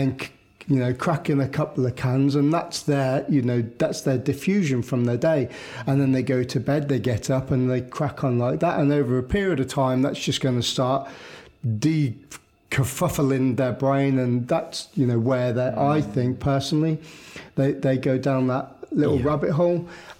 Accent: United Kingdom; I think as a British population and as a British culture, we are very reserved in ourselves anyway.

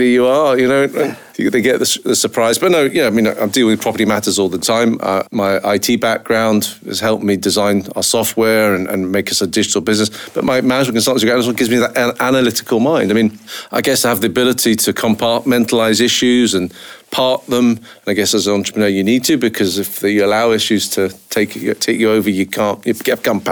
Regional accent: United Kingdom; now in Scotland; I was brought up down south, as you can probably recognise from my ridiculous accent.

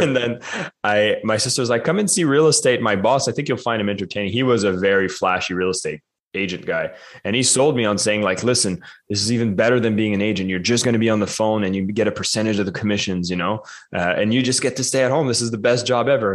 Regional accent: Canada; as a Canadian

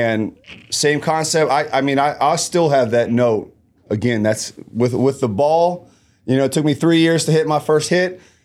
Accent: Columbus, Ohio, United States; born and raised in Columbus, Ohio, um, low-income area

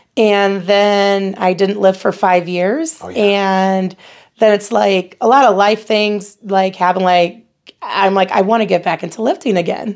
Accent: Battle Creek, Michigan, United States; accent: American; moved away as an adult; now in Nebraska, United States; I'm originally from Battle Creek, Michigan

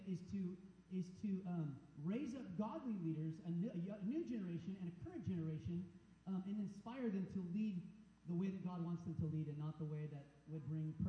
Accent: United States; being an American

